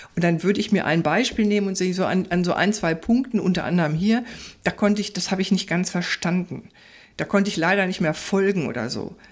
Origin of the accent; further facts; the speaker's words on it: Ruhr area, North Rhine-Westphalia, Germany; ich komme ja aus dem Pott. Ruhrpott sozusagen, ja. aus dem Kohlenpott